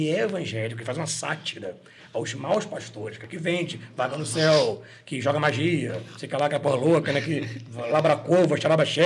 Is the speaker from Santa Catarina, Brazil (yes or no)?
no; Madalena, Ceará, Brazil; Eu sou de Madalena, né?